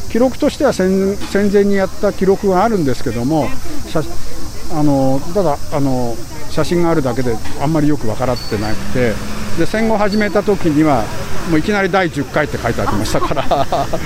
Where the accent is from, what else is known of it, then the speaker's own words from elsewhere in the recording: Yokohama, Kanagawa, Japan; 私はここであの鶴見で生まれて育ってますいわゆるまあ 2, 世という言われると思うんですけども